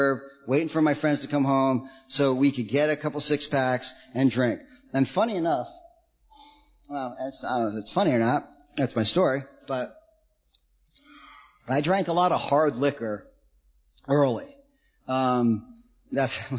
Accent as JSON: {"language": "English", "region": "New York", "country": "United States", "tie": "born or raised there", "said": "I grew up in New York. My parents split when I was really young. I grew up an hour out of New York City"}